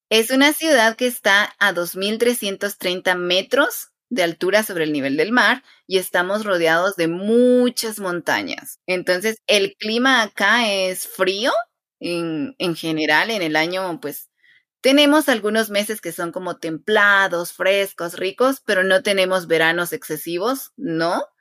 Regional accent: Quetzaltenango, Guatemala; yo soy de Quetzaltenango, es el nombre de mi ciudad.

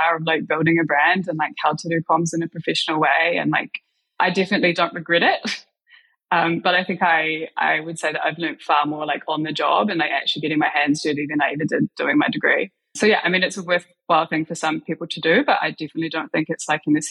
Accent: New Zealand; I grew up in New Zealand

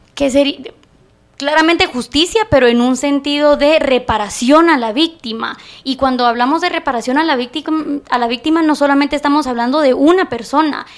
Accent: Guatemala

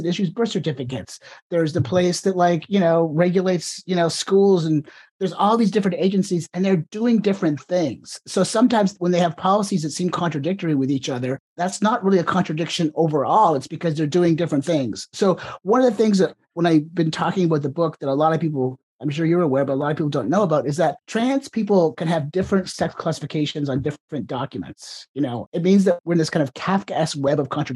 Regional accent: Ontario, Canada; now in United States; I was born in Canada or the province of Ontario

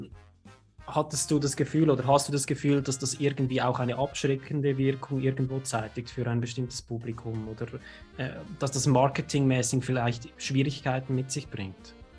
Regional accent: Switzerland; als Schweizer mit bayerischen Wurzeln

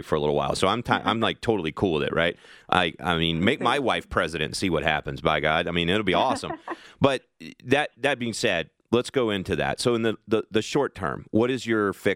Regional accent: Kentucky, United States; my home state of Kentucky

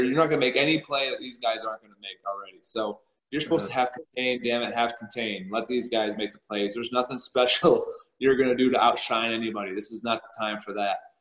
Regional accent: Minnesota, United States; Growing up in Minnesota, so I automatically just assumed if I could play college football, I'd go there

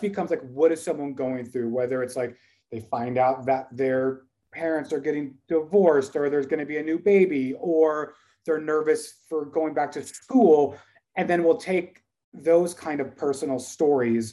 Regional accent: Dallas, Texas, United States; we are from Dallas

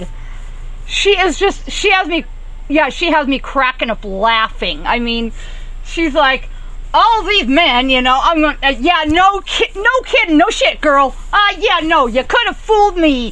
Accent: Southern California, United States; I grew up in Southern California around the old movie ranches and the old movie sets

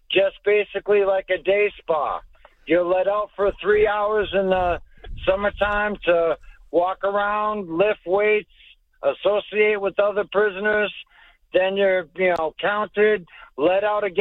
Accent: Boston, Massachusetts, United States; I grew up in South Boston

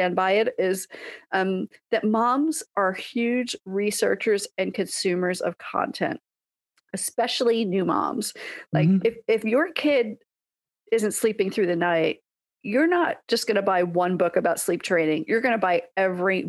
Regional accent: New York, United States; moved away as an adult; also born or lived in California; now in Seattle, United States; I grew up in New York, lived in California

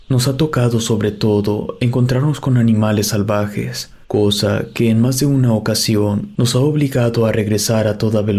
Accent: Tesistán, Jalisco, Mexico; somos originarios de Tezistán, Jalisco, y nuestras rodadas siempre eran cercanas a esa zona.

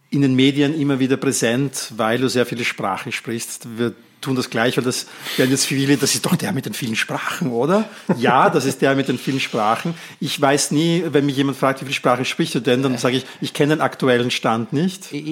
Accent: Netherlands; Und ich ähm, konnte als Niederländer dann auch anrufen dort und ich habe für die Türkei angerufen.

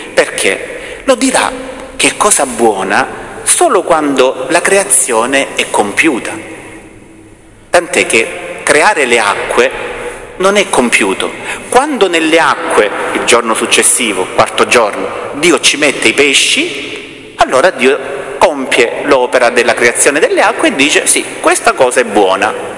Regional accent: Salento, Apulia, Italy; accent: Salentino dialect; Nel nostro dialetto meno salentino si dice

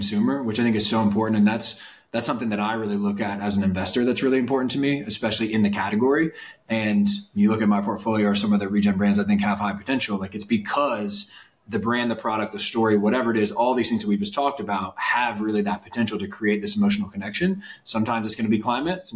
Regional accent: Midwest, United States; I'm from the Midwest

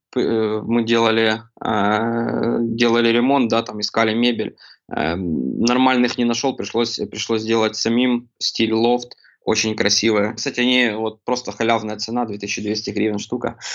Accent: Kremenchuk, Poltava Oblast, Ukraine; я родом из Кременчуга, Полтавской области

